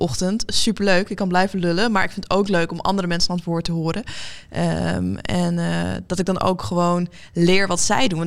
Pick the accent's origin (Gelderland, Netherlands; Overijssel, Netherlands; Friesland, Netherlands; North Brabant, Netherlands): Friesland, Netherlands; Leeuwarden; now in Amsterdam, Netherlands; we hebben opgegroeid in Leeuwarden